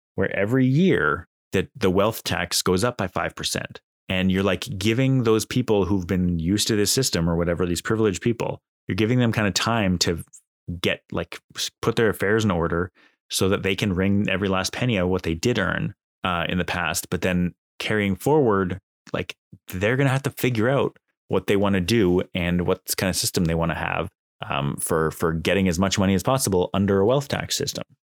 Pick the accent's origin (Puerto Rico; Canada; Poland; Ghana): Canada; as a Canadian